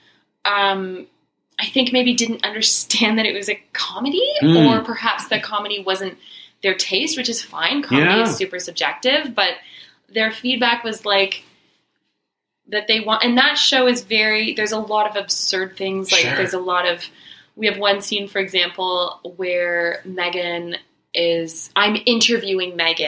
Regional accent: Oakville, Ontario, Canada; we're both from Oakville

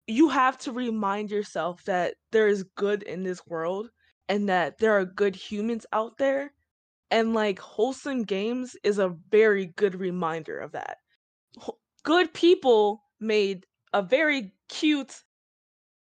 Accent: Chicago, Illinois, United States; I'm from Chicago

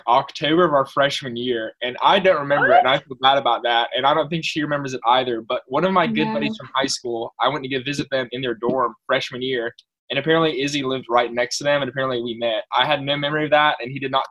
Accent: Clover, South Carolina, United States; I'm from Clover, South Carolina

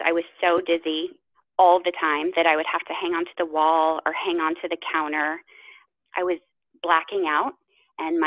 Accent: Midwest, United States; I grew up in the Midwest, actually, around horses and animals

